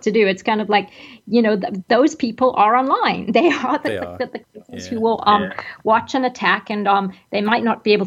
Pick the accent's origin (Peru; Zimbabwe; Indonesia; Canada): Zimbabwe; moved away; I grew up in Zimbabwe